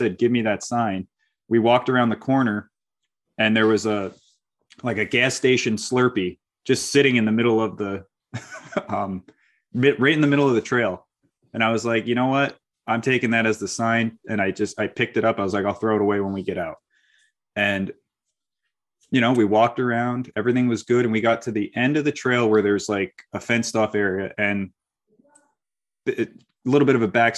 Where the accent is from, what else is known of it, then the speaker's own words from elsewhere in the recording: Hudson Valley, New York, United States; I'm from the Hudson Valley area, so I've grown up here